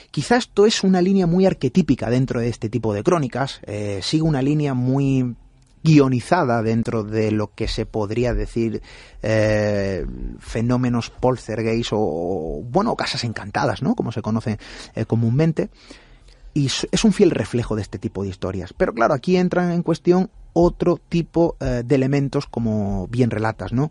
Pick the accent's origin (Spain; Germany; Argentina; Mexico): Spain; Marbella, Andalusia; los que somos natales de Marbella, crecimos